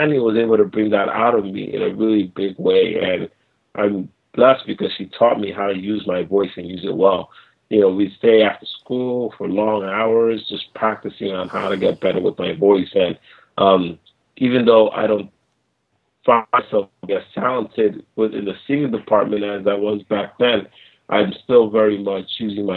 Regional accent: New York City, New York, United States; born and raised in New York City

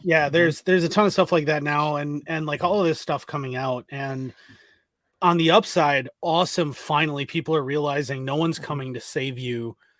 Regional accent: Ireland; I was raised by a Gen X guy who may or may not have been rather political during the Troubles, and I was raised in Ireland.

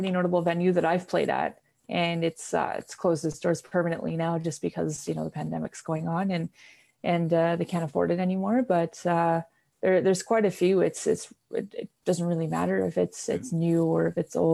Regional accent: Vancouver, British Columbia, Canada; I grew up in Vancouver, BC.

